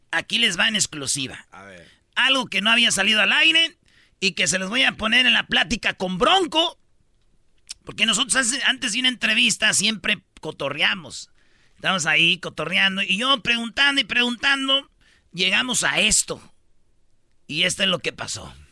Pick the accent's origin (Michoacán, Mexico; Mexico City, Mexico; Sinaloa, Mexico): Michoacán, Mexico; Yo soy de Michoacán, no Lupe, en las jilguerillas.